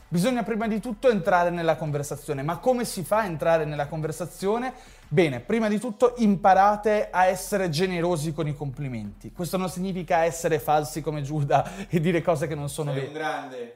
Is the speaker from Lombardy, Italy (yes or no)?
no; Ferrara, Emilia-Romagna, Italy; io sono di Ferrara, sono nato a Ferrara